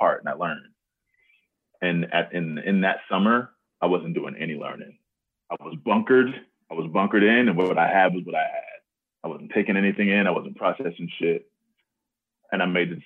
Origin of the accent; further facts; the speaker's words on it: Texas, United States; also born or lived in Alabama; now in Seattle, United States; I'm from Texas